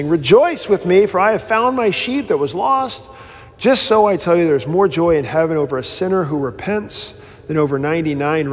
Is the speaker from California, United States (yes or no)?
no; Mississippi, United States; I grew up in Baptistville in Mississippi